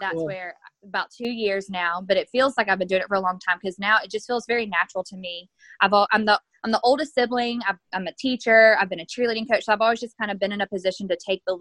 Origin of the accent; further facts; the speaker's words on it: Douglasville, Georgia, United States; I'm from Douglasville, but I actually got married in Noonan.